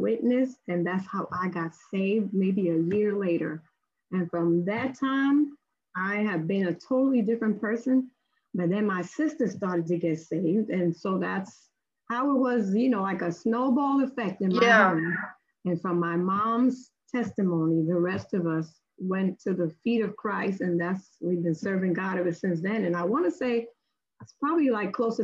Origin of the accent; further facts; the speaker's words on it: New York City, New York, United States; I was born and raised in Brooklyn, New York